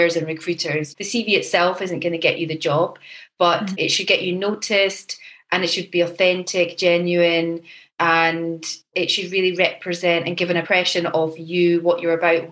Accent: Edinburgh, Scotland, United Kingdom; I'm originally from Edinburgh. So I grew up in Edinburgh

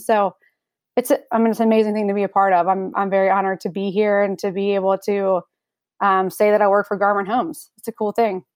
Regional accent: Raleigh, North Carolina, United States; I'm born and raised in Raleigh, so I've only ever lived here

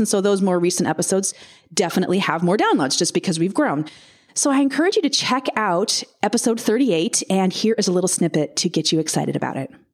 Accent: United States; also born or lived in Southern California; I am also an American

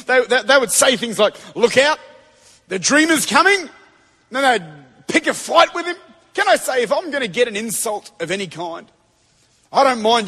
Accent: Australia; I'm from Australia

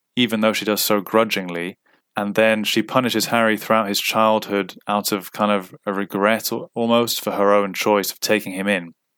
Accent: Cyprus; moved away as an adult; I grew up in Cyprus, and I ended up not going back to Cyprus from the age of twenty to twenty-nine

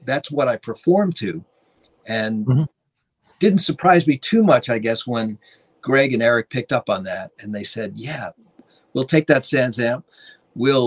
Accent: Long Island, New York, United States; when I was a young teenager growing up on Long Island

